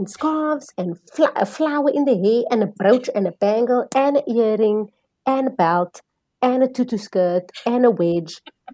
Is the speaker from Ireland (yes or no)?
no; Cape Town, Western Cape, South Africa; I'm from the Cape Flats.